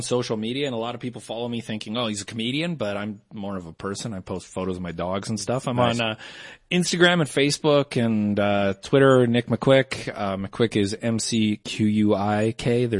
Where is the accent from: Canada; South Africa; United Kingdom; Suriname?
Canada; I'm a Canadian.